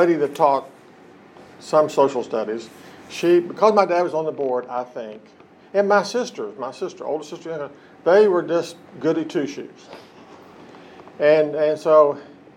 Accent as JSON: {"language": "English", "town": "Hamlin", "region": "West Virginia", "country": "United States", "tie": "born or raised there", "said": "I was born and raised in West Virginia, in Lincoln County. County seat is Hamlin."}